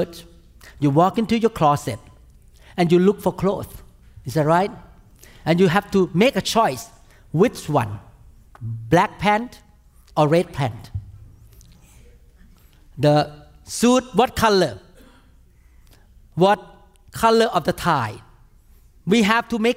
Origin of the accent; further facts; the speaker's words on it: Thailand; now in United States; I grew up in Thailand